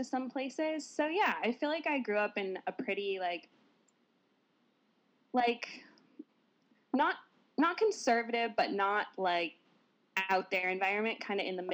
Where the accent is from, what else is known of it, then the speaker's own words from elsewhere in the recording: Portland, United States; I was born here in Portland and I grew up here.